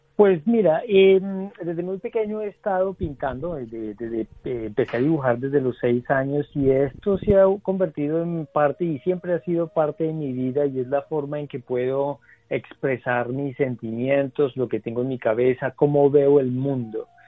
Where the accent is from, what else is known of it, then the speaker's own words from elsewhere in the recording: Garzón, Huila, Colombia; yo soy del Huila, de Grado Huila